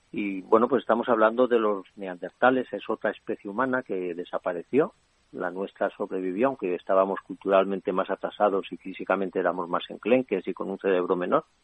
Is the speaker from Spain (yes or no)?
yes; Spain; sí me siento español sí que tengo esa realidad y que el sentimiento de pertenencia